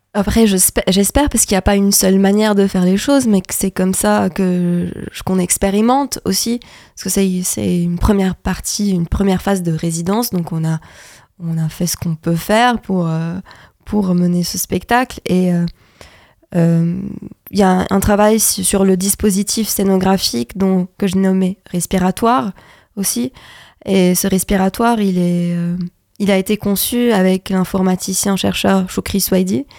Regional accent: Lebanon; moved away as an adult; now in France; je suis libanaise et donc pendant la, la, la, période où j'ai décidé de venir en France

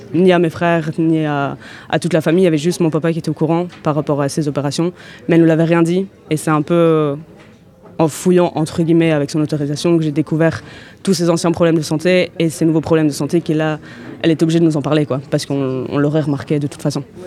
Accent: Brussels, Brussels-Capital Region, Belgium; je viens de Bruxelles

